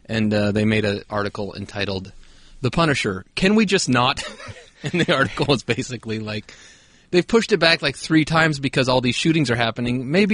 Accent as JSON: {"language": "English", "country": "United States", "said": "I'm an American."}